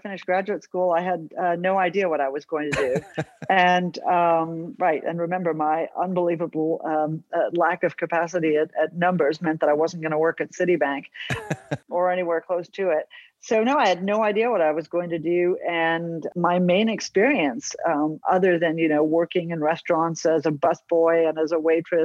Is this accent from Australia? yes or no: yes; Australia; I was born in Australia